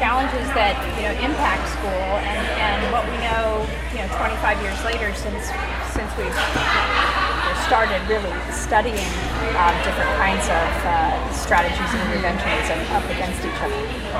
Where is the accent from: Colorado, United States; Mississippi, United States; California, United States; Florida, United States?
California, United States; Orange County; I grew up in Orange County.